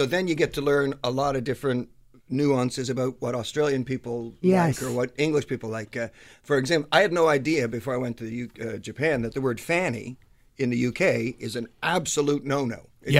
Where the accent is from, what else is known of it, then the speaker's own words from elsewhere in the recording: Toronto, Ontario, Canada; I was born in Toronto, but my mother's from Newfoundland.